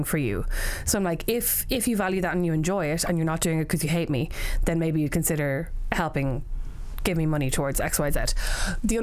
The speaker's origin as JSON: {"language": "English", "country": "Ireland", "said": "as Irish people"}